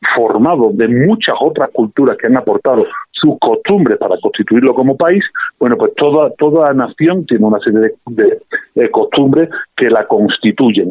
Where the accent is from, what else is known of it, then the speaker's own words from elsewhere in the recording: Spain; accent: Spanish; now in Mexico; a pesar de mi acento español